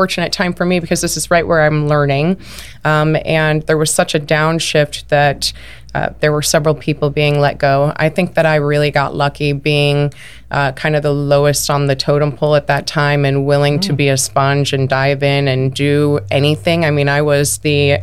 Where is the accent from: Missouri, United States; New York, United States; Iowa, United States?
Iowa, United States; moved away as an adult; now in Arizona, United States; I'm actually from Iowa